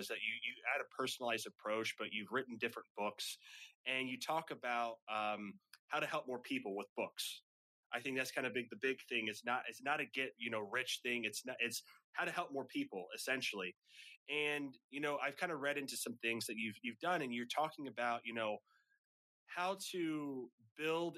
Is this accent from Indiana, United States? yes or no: yes; Kokomo, Indiana, United States; I'm from Kokomo, so about an hour north